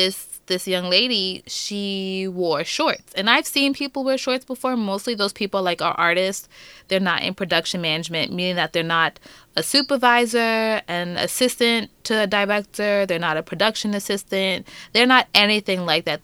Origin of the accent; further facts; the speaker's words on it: New York City, New York, United States; we come from Queens